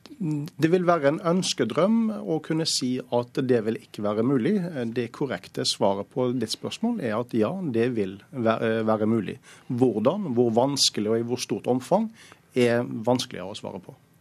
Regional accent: Norway; oss som nordmenn

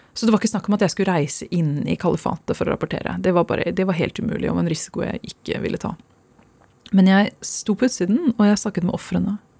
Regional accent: Oslo, Norway; moved away as an adult; also born or lived in Skjetten, Viken / England; jeg kommer fra Stovner og Skjetten. Det er der jeg vokste opp

